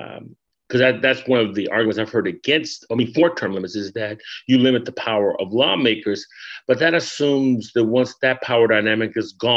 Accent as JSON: {"language": "English", "region": "California", "country": "United States", "moved": "yes", "said": "I'm originally from California"}